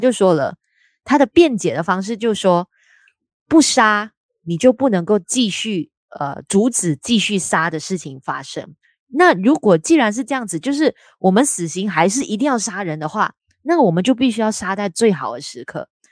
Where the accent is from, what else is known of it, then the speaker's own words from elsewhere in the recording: Malaysia; 我们两位都是来自马来西亚的朋友